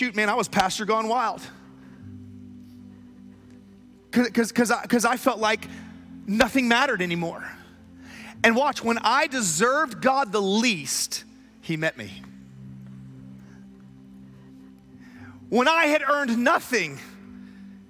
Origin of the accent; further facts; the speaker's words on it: Tulsa, Oklahoma, United States; also born or lived in Broken Arrow, Oklahoma; I was raised in Tulsa, Oklahoma, Broken Arrow, Oklahoma